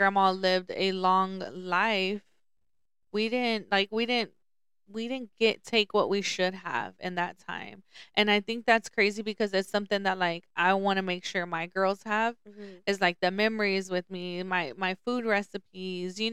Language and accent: English; Lubbock, Texas, United States; also born or lived in Dallas; I grew up in Lubbock